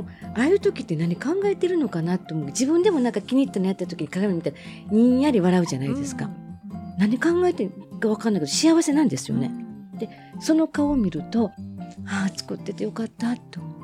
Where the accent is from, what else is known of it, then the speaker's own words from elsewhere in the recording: Minoh, Osaka, Japan; ちっちゃい時箕面っていうとこで生まれ育ってた